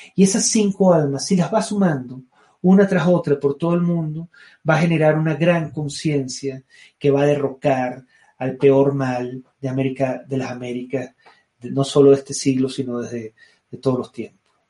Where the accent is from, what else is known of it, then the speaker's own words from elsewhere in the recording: Venezuela; moved away as an adult; volver a su país, bañarse en sus mares, respirar sus brisas, escalar sus montañas, tomar su café, ver a mi gente, hablar mi idioma, escuchar mi acento